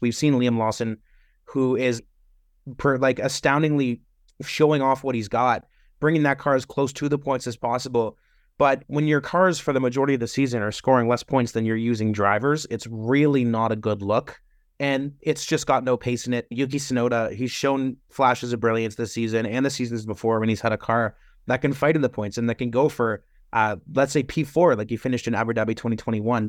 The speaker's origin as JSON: {"language": "English", "country": "Canada", "said": "As a Canadian"}